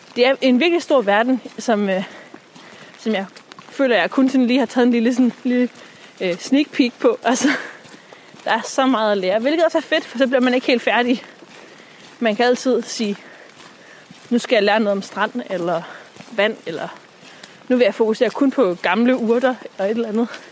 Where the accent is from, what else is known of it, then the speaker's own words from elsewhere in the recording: Djursland, Central Denmark Region, Denmark; moved away; hun er ude fra Djursland, fra hvor jeg er vokset op